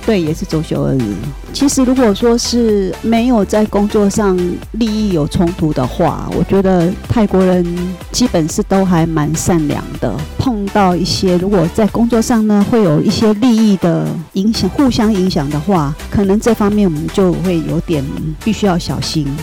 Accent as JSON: {"language": "Chinese", "country": "Taiwan", "also_born_or_lived": "Bangkok, Thailand", "moved": "as an adult", "said": "一般我们台湾人想象的"}